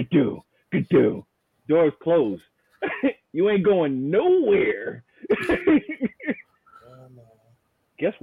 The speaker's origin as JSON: {"language": "English", "region": "New York", "country": "United States", "moved": "yes", "said": "I come from New York"}